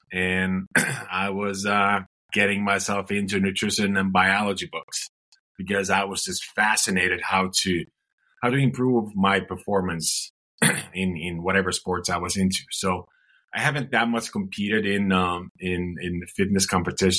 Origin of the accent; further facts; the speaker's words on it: Finland; moved away; I'm originally from Finland